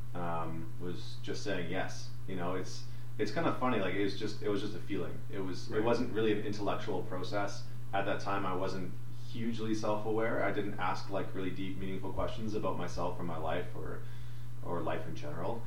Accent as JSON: {"language": "English", "town": "St. Albert", "region": "Alberta", "country": "Canada", "tie": "born or raised there", "said": "I was born and raised in Alberta. I grew up in outside of Edmonton in, a small town called St. Albert."}